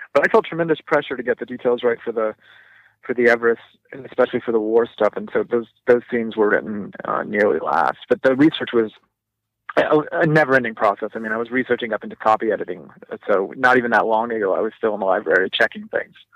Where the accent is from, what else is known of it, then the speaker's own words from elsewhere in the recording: Southern California, United States; I grew up in Southern California